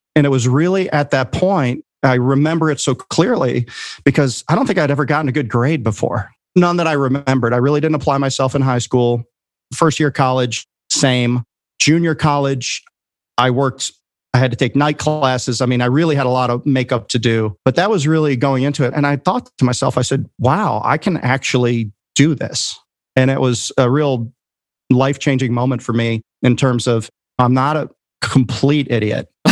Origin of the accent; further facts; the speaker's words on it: Chicagoland area, Illinois, United States; moved away as an adult; I went back home to Chicago, and there's a really good junior college near my hometown there in the Chicagoland area